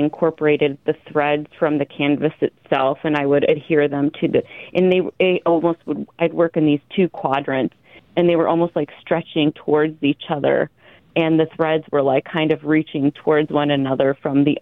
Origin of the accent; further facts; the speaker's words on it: Clinton, Iowa, United States; I'm like a born and bred Iowan. I was born and raised in Clinton, Iowa, and I left for several years and just moved back to the area in like 2016, 2017